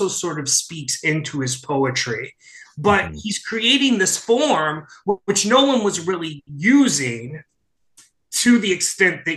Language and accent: English; St. Louis, Missouri, United States; also born or lived in New York; I had come back to St. Louis, which is my hometown